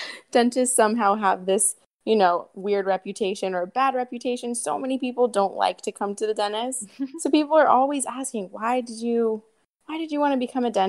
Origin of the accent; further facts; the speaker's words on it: Columbus, Ohio, United States; moved away as an adult; also born or lived in North Carolina; now in Santa Monica, United States; I grew up in Columbus, Ohio